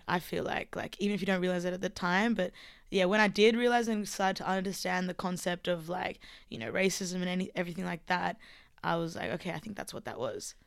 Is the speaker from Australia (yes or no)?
yes; Armidale, New South Wales, Australia; accent: Australian; I was born here, like, in Armidale.